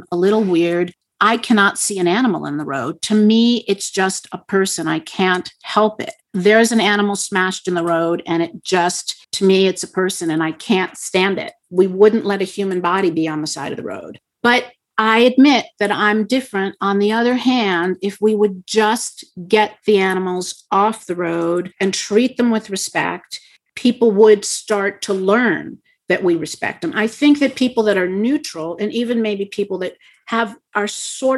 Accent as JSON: {"language": "English", "region": "Montana", "country": "United States", "said": "I come from Montana"}